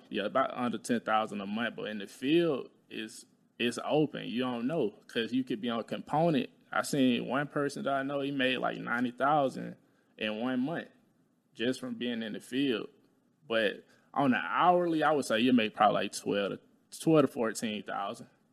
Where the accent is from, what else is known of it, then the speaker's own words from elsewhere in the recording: Talladega, Alabama, United States; moved away; I'm from Alabama. I'm from, like, Talladega, Alabama